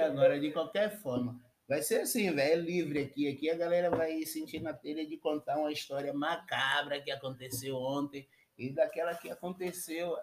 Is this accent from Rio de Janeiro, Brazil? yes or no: no; Salvador, Bahia, Brazil; also born or lived in Italy; now in Amsterdam, Netherlands; um baiano na gringa. Eu sou de Salvador.